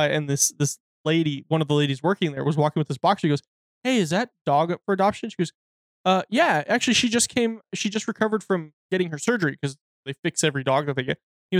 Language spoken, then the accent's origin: English; United Kingdom; because I'm a social masochist because I'm British.